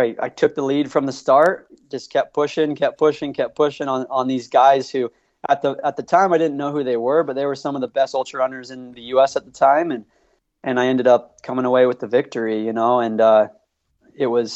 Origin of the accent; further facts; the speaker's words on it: St. George, Utah, United States; I grew up in St. George, Utah, near Zion National Park